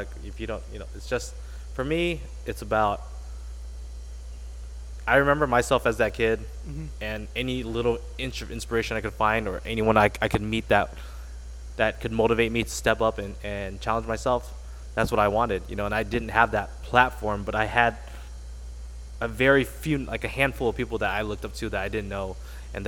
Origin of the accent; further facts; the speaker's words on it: Westminster, California, United States; I grew up in Little Saigon, which is Orange County